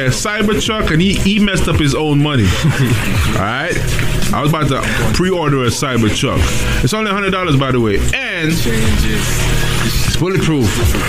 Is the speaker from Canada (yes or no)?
no; Jamaica; I'm from Jamaica, right?